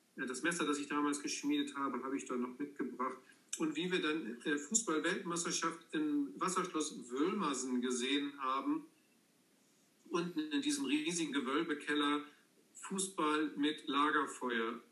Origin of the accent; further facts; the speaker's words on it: Dithmarschen, Schleswig-Holstein, Germany; also born or lived in Angeln; ich bin gebürtiger Dithmarscher